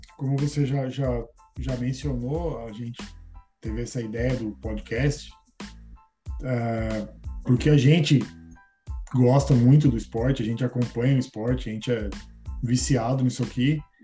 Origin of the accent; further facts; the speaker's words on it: Itu, São Paulo, Brazil; moved away as an adult; now in Los Angeles, United States; eu vim de Itu, né, ah, interior de São Paulo, estou é, aqui há um ano e meio e eu moro em Los Angeles